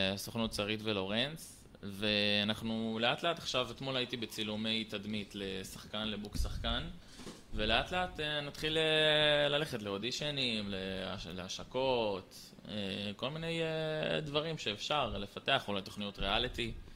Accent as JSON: {"language": "Hebrew", "town": "Haifa", "region": "Haifa District", "country": "Israel", "tie": "born or raised there", "said": "גר בקריית חיים, עכשיו אני בצבא, בן 21. בתיכון, כאילו, תיכון עירוני מקיף קריית חיים למדתי"}